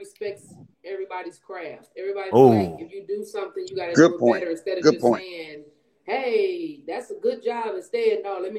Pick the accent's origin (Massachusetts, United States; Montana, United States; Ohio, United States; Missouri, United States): Ohio, United States; Cleveland; moved away as an adult; now in Dallas, United States; I'm in Dallas. I'm originally from Cleveland, Ohio. So I came to Dallas to live. Been here about 10 years.